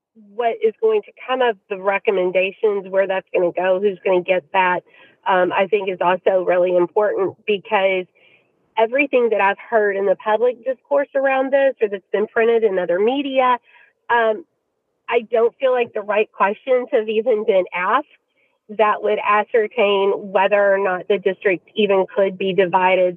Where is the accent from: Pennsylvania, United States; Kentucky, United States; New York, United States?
Kentucky, United States; Louisville; the district where my kids attend school um, and, and it's my hometown